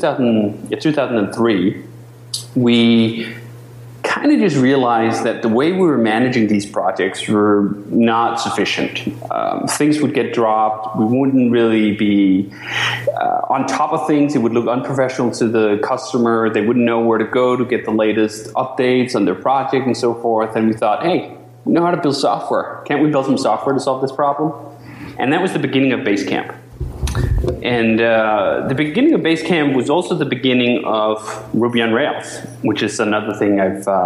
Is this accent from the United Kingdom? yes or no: no; Denmark; moved away as an adult; now in United States